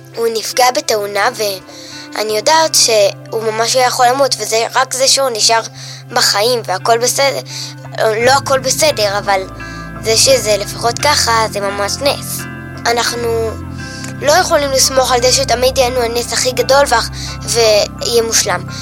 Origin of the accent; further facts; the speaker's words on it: Jerusalem, Jerusalem District, Israel; אמא ואבא נולדו באריתריאה ואני נולדתי כאן